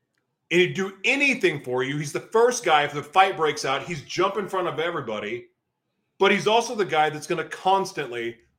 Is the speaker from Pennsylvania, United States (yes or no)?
yes; Philadelphia, Pennsylvania, United States; growing up in Philly, you know, even spending time in Jersey, New York